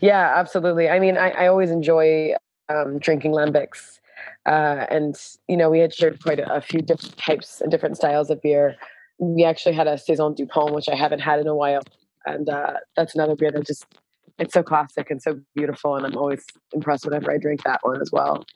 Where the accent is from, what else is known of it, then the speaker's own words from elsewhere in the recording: Pennsylvania, United States; moved away as an adult; now in Brussels, Belgium; I worked for four years at a brewery called, uh, Free Will in Pennsylvania, actually in my hometown.